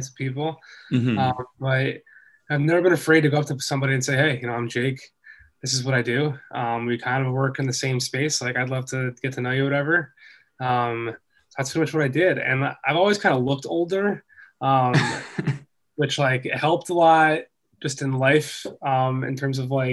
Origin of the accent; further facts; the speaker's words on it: Philadelphia, Pennsylvania, United States; moved away; also born or lived in Boston; I grew up in Philly